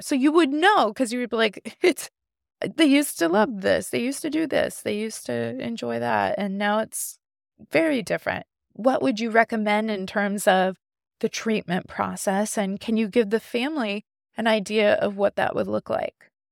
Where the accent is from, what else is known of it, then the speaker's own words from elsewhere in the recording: Indiana, United States; I'm from Indiana, so I'm a Notre Dame girl